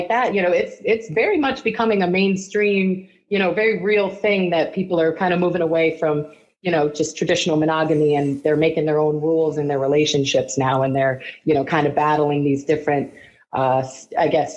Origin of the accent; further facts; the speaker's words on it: East Coast, United States; now in Ohio, United States; I'm from the East Coast.